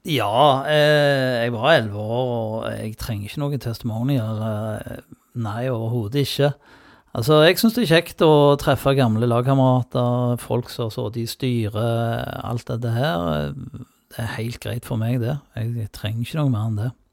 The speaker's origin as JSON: {"language": "Norwegian", "town": "Sola", "region": "Rogaland", "country": "Norway", "said": "Og ikke minst fra Sola, da. Der jeg kommer fra"}